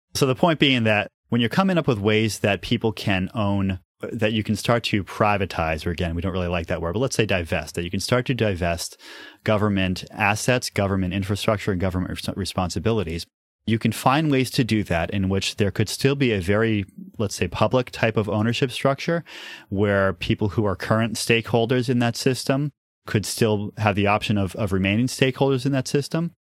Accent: New Hampshire, United States; I grew up in New Hampshire

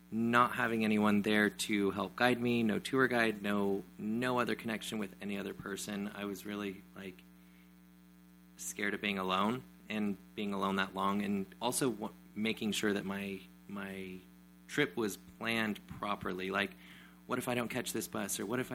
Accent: Oregon, United States; I'm from Oregon

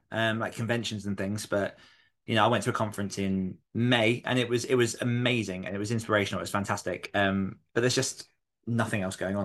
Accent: New York City, New York, United States; I'm from Queens

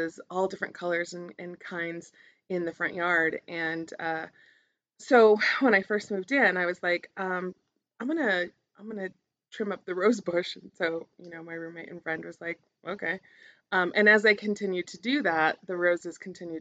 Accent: Albuquerque, New Mexico, United States; growing up in Albuquerque in the South Valley

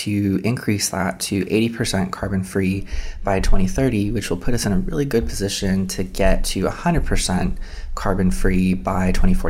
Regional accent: Inland Empire, California, United States; So I actually grew up here in the Inland Empire.

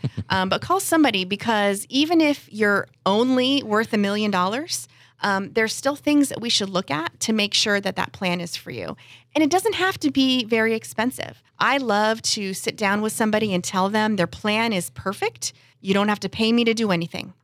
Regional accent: San Diego, California, United States; I grew up here in San Diego, right in Claremont

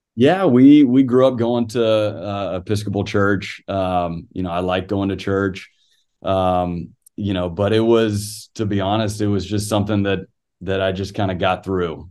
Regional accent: San Antonio, Texas, United States; now in Athens, United States; growing up in San Antonio, uh, always followed the Spurs.

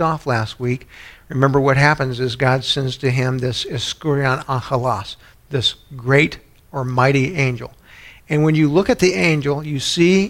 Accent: New Orleans, Louisiana, United States; I was born in New Orleans

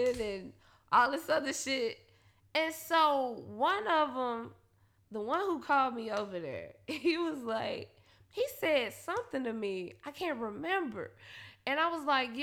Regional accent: Memphis, Tennessee, United States; now in Nashville, United States; I'm from Memphis

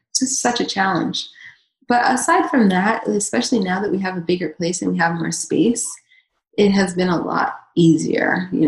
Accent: Southern United States, United States; up in the South, it was like I was like I was like the weird one for not eating those foods

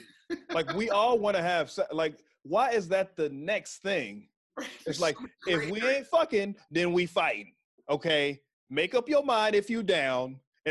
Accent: Texas, United States; So I was from Texas.

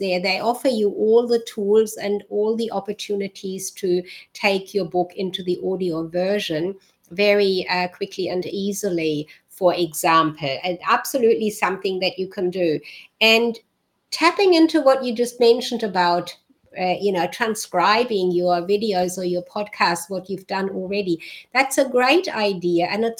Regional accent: Germany; born there; I was born in Germany, so my accent switches. different people hear different accents.

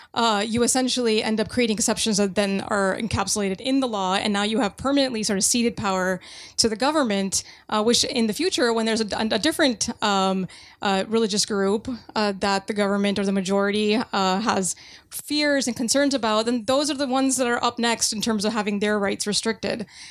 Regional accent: United States; an American Muslim

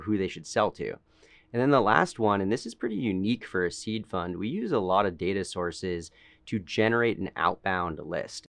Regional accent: Boston, Massachusetts, United States; moved away; I'm from Boston originally, grew up in a family of entrepreneurs

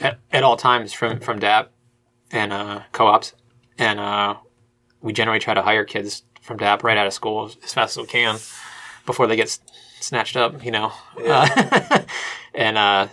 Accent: Cincinnati, Ohio, United States; I'm from Cincinnati

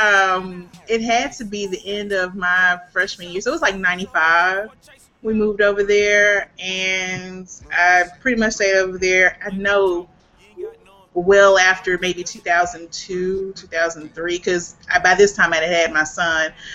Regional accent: Memphis, Tennessee, United States; born or raised there

